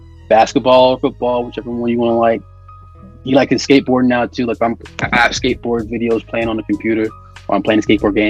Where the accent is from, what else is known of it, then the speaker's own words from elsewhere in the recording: Virginia, United States; also born or lived in New Jersey; I used to not like being from Virginia because I was born in New Jersey. I lived there till I was 3